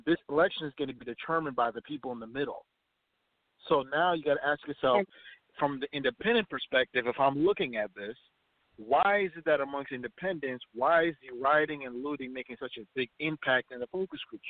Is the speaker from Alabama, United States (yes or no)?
no; Minnesota, United States; I'm from Minnesota, I live here, I travel around